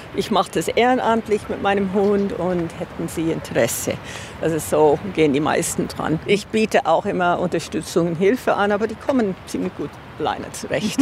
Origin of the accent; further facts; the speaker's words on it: on the Isar, Bavaria, Germany; wir sind hier an der Isar aufgewachsen